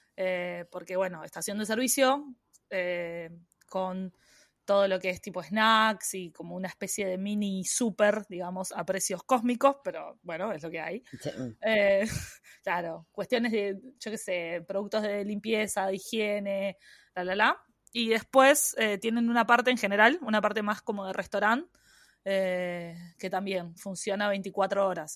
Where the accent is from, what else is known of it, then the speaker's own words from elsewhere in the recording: Uruguay; moved away as an adult; now in Australia; yo soy uruguaya